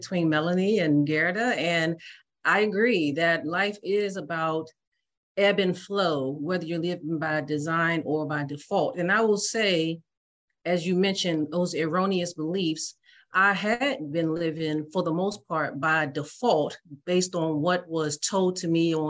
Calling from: Washington, District of Columbia, United States; I am calling from the United States, in particular, the Washington, D.C. Area.

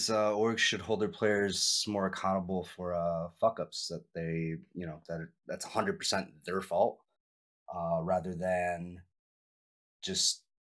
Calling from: Endicott, New York, United States; Uh, I'm calling out of Endicott, New York. Uh, for those who don't know where that is, it's uh, right next to Binghamton, which is like south of Syracuse.

